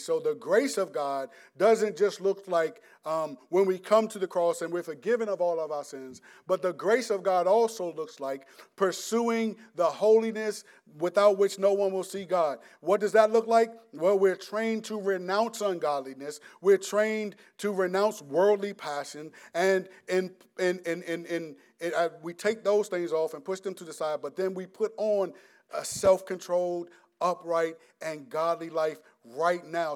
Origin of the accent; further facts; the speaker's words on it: United States; we're American